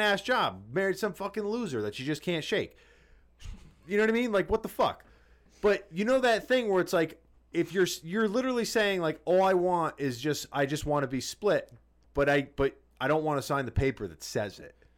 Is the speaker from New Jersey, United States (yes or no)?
yes; New Jersey, United States; we grew up in Jersey